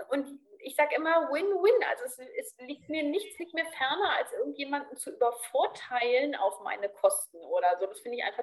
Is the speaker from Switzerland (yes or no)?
no; Berlin, Germany; moved away; Also ich bin so ganz offen und als Berlinerin ja auch so ein bisschen flapsig und lustig so.